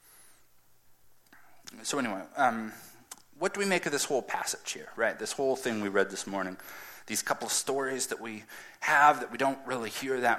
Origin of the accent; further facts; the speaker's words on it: United States; as the American culture